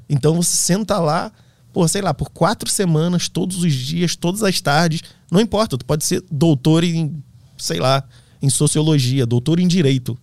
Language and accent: Portuguese; Petrópolis, Rio de Janeiro, Brazil; also born or lived in Germany; A família, a origem da família, minha família paterna é, é da Alemanha, eu sou de Petrópolis